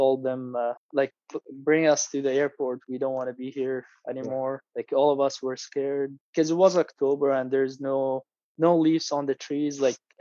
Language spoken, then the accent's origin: English; Syria; now in Canada; in 2011, we decided to leave Syria